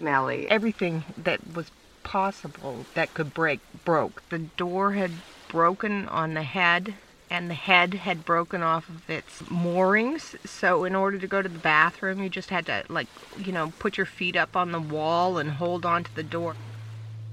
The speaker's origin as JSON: {"language": "English", "region": "British Columbia", "country": "Canada", "also_born_or_lived": "United States", "moved": "yes", "said": "I'm originally from Canada, from British Columbia."}